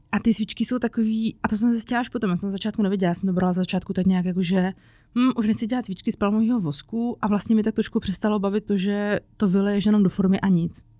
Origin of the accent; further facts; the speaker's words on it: Czechia; also born or lived in Prague / Říčany; u nás v Čechách